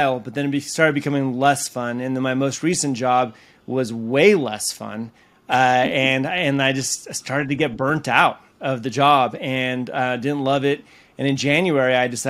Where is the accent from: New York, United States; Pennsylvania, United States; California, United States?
California, United States; moved away as an adult; also born or lived in Utah; I grew up in California in a very, very small town